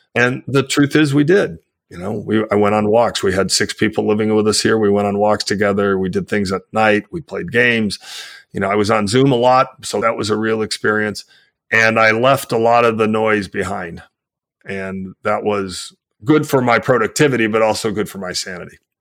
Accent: United States; I live in the United States, I'm an American

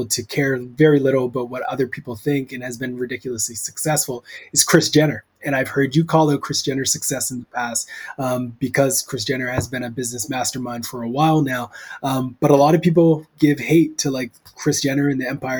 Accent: Canada; As a Canadian

